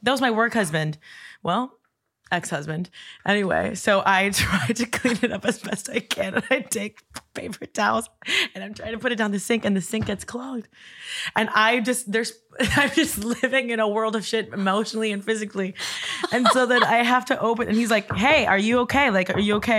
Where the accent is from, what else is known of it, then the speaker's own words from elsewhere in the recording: Coral Gables, Florida, United States; I grew up in Coral Gables